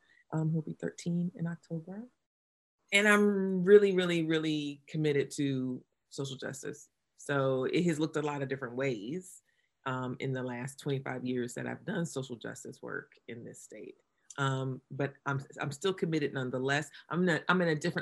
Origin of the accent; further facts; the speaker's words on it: New Bern, North Carolina, United States; now in Durham, United States; I'm a native North Carolinian